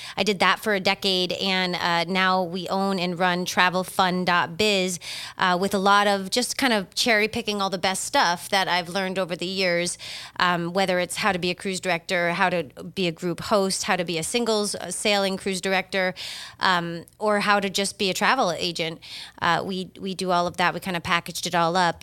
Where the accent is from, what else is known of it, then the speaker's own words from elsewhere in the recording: Massachusetts, United States; moved away as an adult; now in Delray Beach, United States; I'm originally from Massachusetts.